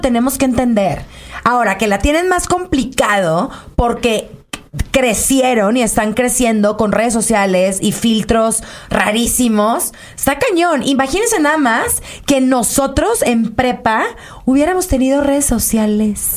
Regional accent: Culiacán, Sinaloa, Mexico; Soy de Culiacán

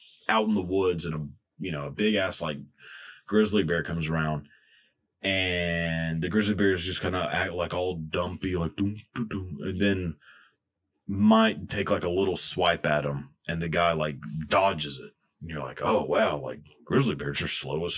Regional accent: Texas, United States; growing up in Texas

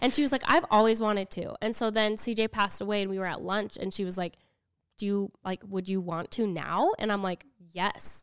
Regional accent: Utah, United States; also born or lived in Arizona; I grew up in Utah, but when I was married, I lived in Arizona.

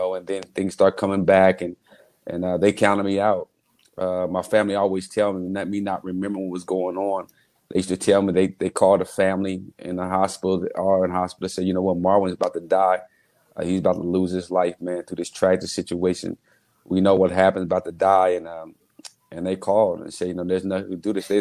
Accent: Muncie, Indiana, United States; Growing up in Muncie in our homes and around the neighborhood

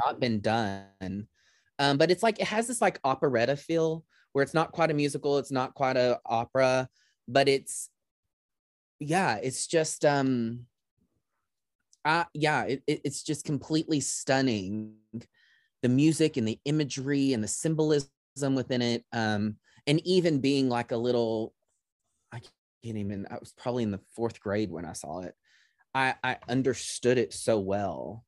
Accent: near Dallas, Texas, United States; Dallas is just right down the highway from my hometown

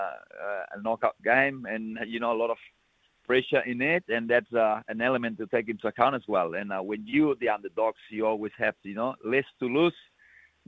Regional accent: Balaguer, Catalonia, Spain; He's from my hometown

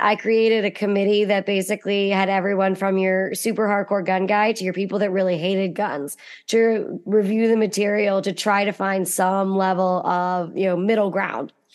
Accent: Western Pennsylvania, United States; I'm from Western Pennsylvania, which has a really thriving hunting culture.

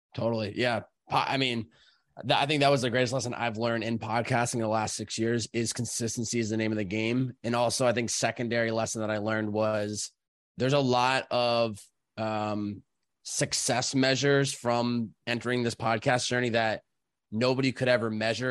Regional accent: Chicopee, Massachusetts, United States; I grew up, uh, Chicopee, Massachusetts

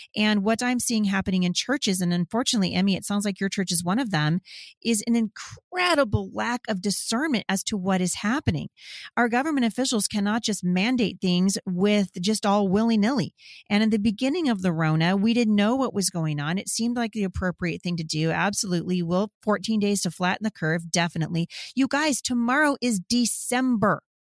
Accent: Boring, Oregon, United States; I'm from Boring, Oregon, you guys. I'm from the country, and I like it that way

